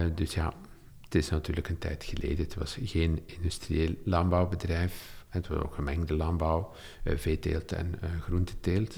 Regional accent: Olsene, Flanders, Belgium; also born or lived in Leuven / Deinze; het dorp wou leven waar ik opgegroeid ben

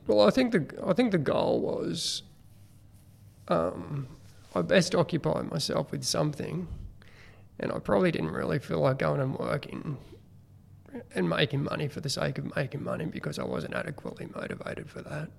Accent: Killcare, New South Wales, Australia; I actually grew up at Kilcare, which is, um, well, back then it was a really small uh, community

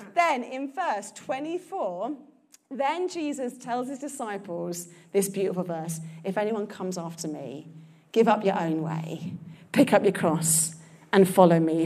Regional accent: London, United Kingdom; I'm a Londoner.

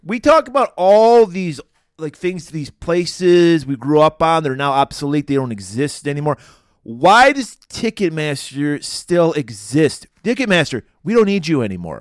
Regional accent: Pontiac, Michigan, United States; we had saw Suspiria in my hometown of Pontiac

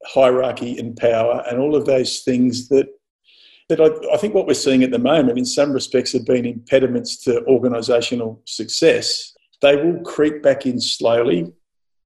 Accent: Mildura, Victoria, Australia; as a kid growing up in Mildura

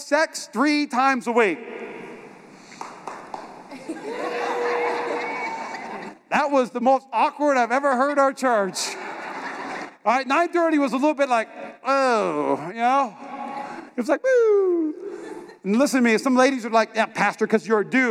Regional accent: North Dakota, United States; moved away; also born or lived in North Carolina

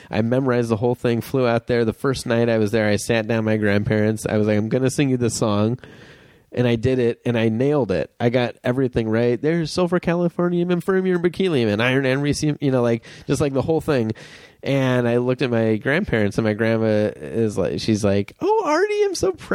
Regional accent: Wilmette, Illinois, United States; I grew up in Wilmette, Illinois, which is a suburb of Chicago

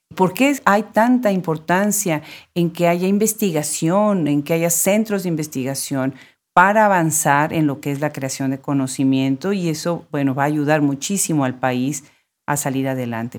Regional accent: Mexico; moved away; mi país natal, México

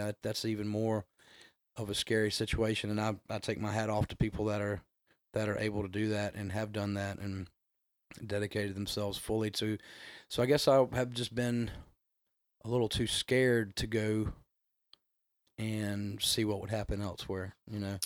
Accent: North Augusta, South Carolina, United States; now in Augusta, United States; I grew up in North Augusta, South Carolina, right over the bridge there

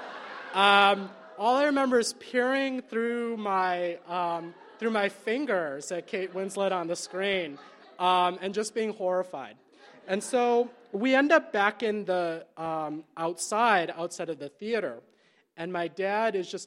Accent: United States; also born or lived in Chicago; growing up in the United States

